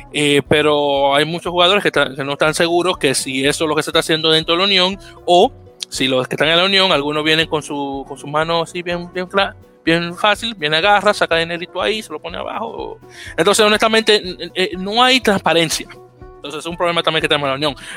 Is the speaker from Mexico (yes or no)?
no; Dominican Republic; yo, también soy dominicano